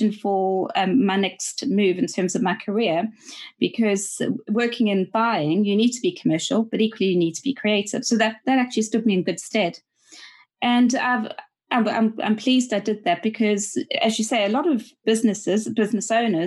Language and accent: English; South Africa; moved away as an adult; also born or lived in Cape Town; now in London, United Kingdom; I'm South African and I started my career in South Africa